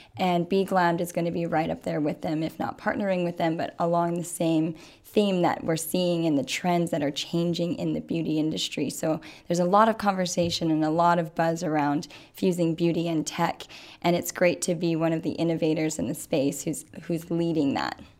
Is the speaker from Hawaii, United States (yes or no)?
yes; Waimea, Hawaii, United States; moved away; I'm originally from Waimea. It is a very, very small town on the Big Island